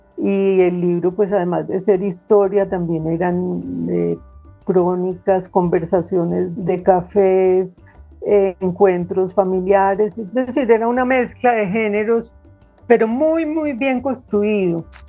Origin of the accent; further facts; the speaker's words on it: Medellín, Antioquia, Colombia; also born or lived in Cúcuta / Bogotá; Yo nací en Cúcuta, pero, mm, desde muy pequeñita mis padres, pues, se mudaron a Medellín y he vivido aquí gran parte de mi vida